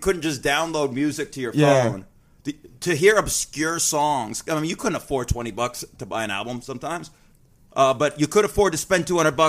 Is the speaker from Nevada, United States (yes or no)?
yes; Las Vegas, Nevada, United States; moved away as an adult; I grew up in Vegas.